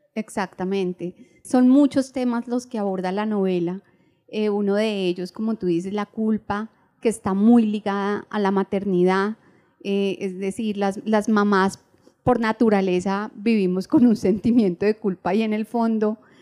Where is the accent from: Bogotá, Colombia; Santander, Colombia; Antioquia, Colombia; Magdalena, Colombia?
Bogotá, Colombia; moved away as an adult; now in Medellín, Colombia; soy de Bogotá, eh, pero mis padres son mi mamá huilense, mi papá del Caquetá. Eh, yo nací en Bogotá, ahorita llevo cuatro años en Medellín